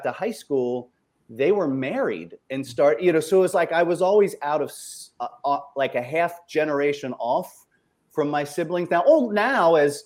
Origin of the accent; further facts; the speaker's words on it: Ohio, United States; I was raised in Ohio, so I'm a polite Midwesterner most of the time